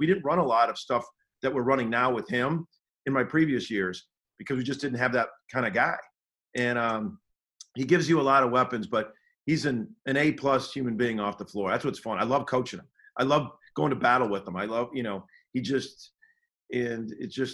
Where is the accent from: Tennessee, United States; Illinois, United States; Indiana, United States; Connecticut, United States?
Illinois, United States; Chicago; I'm from Chicago